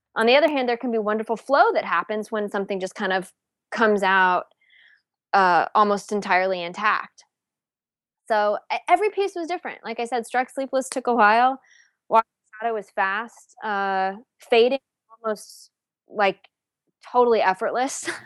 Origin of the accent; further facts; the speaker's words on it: Palo Alto, California, United States; moved away as an adult; also born or lived in New England / Houston / Cleveland; I'm from California originally. I'm from Palo Alto. Um, I, I actually went to high school with like the girls from the … and stuff.